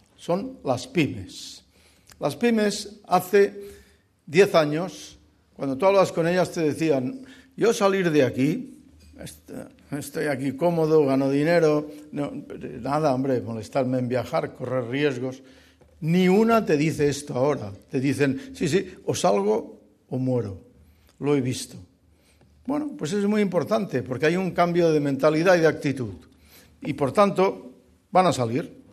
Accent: Barcelona, Catalonia, Spain; Yo soy barcelonés, soy catalán, soy español

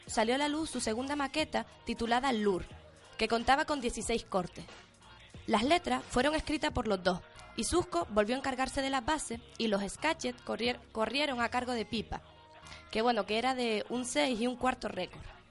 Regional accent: Canary Islands, Spain

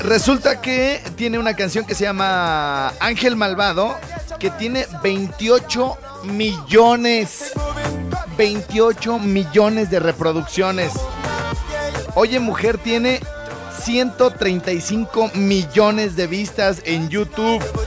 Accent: Morelia, Michoacán, Mexico; lejos de Morelia, lejos de mi tierra

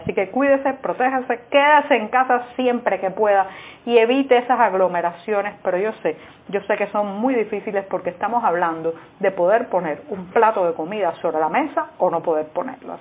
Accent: Cuba; en una sociedad como la cubana, donde por décadas hemos vivido sometidos a la desinformación

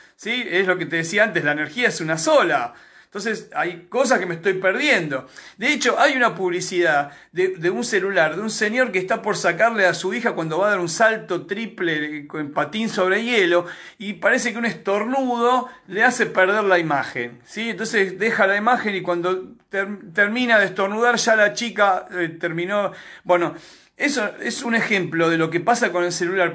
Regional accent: Argentina; solamente en Argentina nos comportamos así

